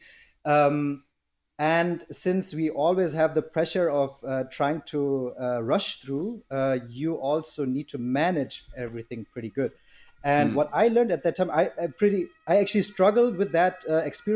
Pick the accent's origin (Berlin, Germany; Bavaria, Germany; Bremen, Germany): Berlin, Germany; I've been born and raised in Germany, in Berlin